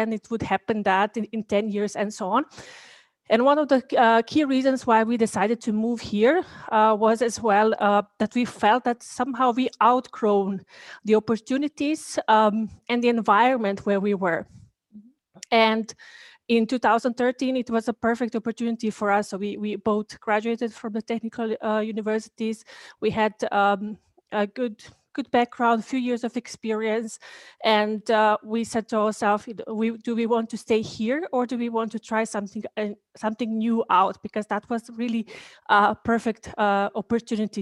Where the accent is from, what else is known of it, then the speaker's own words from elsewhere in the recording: Bosnia & Herzegovina; moved away as an adult; also born or lived in Sarajevo; now in Vienna, Austria; I'm Bosnian, so I come from Bosnia and Herzegovina. So I live here in Austria